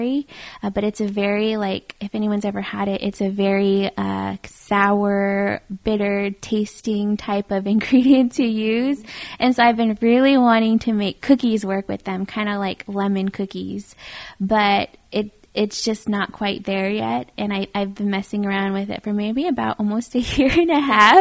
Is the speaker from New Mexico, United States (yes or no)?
yes; Fruitland, New Mexico, United States; I grew up in a little town called Fruitland, New Mexico. I lived there pretty much all through high school